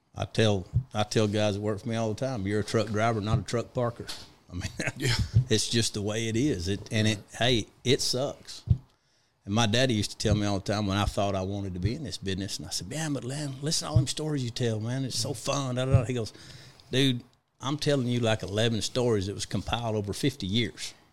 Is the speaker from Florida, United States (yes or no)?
no; Big Spring, Texas, United States; also born or lived in El Paso, Texas; I was born in El Paso and grew up in Big Spring, Texas